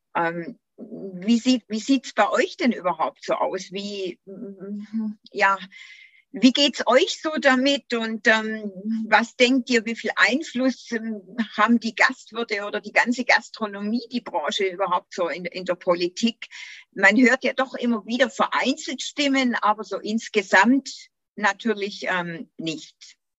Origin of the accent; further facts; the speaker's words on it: Göppingen district, Baden-Württemberg, Germany; geboren, aufgewachsen und noch immer hier im Landkreis